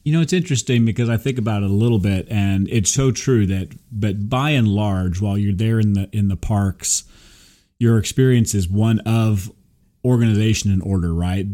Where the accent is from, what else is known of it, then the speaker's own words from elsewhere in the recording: Burbank, California, United States; I was born in Burbank